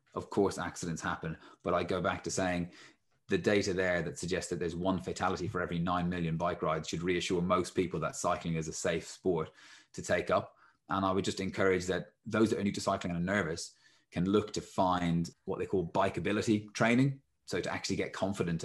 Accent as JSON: {"language": "English", "country": "Ireland", "tie": "born or raised there", "said": "when I was growing up in Ireland"}